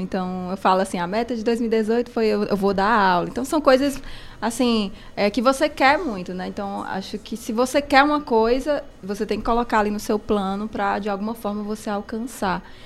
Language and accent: Portuguese; Cariri, Ceará, Brazil; moved away as an adult; now in Fortaleza, Brazil; Sou daqui do Cariri, uma caririense lá em Fortaleza, dos Chiados